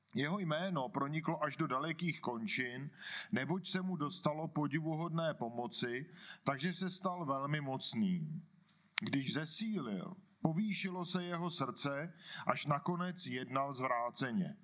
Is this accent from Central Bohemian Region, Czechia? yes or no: yes; Kladno, Central Bohemian Region, Czechia; accent: Kladno; kladenským přízvukem přečtu